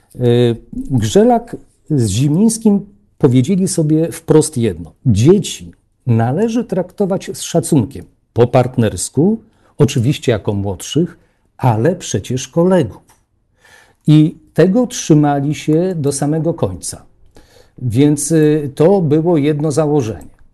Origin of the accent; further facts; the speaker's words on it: Warsaw, Masovian Voivodeship, Poland; Ja też pochodzę z Warszawy